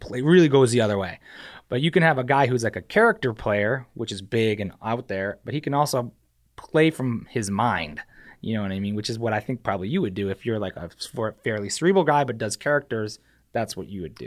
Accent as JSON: {"language": "English", "region": "New Hampshire", "country": "United States", "tie": "born or raised there", "also_born_or_lived": "Staten Island, New York", "moved": "as an adult", "said": "I was born in New York, and I, uh, moved to New Hampshire when I was, like, three or two, and I spent, like, all of high school and, you know, up through high school, graduated high school from New Hampshire"}